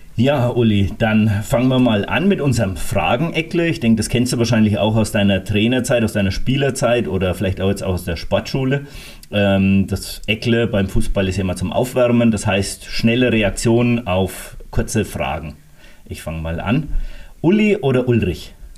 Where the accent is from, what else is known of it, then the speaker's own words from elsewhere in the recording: Bad Kissingen area, Bavaria, Germany; Ich komme ja mehr aus der Kissinger Richtung